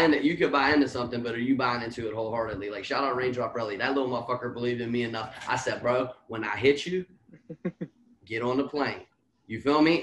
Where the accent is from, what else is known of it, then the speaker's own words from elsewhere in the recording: Washington, Pennsylvania, United States; now in Pittsburgh, United States; I'm from Washington, PA, Eighth Ward. Grew up there till maybe like mid 20s and then I moved to Pittsburgh, and here we sit